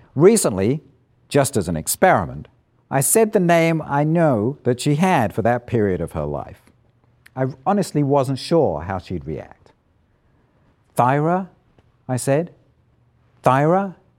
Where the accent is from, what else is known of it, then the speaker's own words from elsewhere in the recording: Isle of Wight, South East England, United Kingdom; moved away as an adult; also born or lived in London / Edinburgh; I grew up on the Isle of Wight, an island about twenty-five miles long, fifteen miles wide, off the south coast of England.